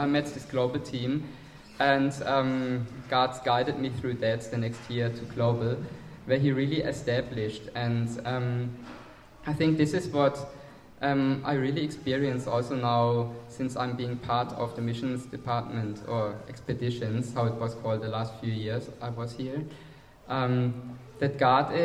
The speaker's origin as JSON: {"language": "English", "country": "Germany", "accent": "German", "second_language": "English", "moved": "yes", "said": "I'm from Germany, as most of you know, and the others can hear it on my accent"}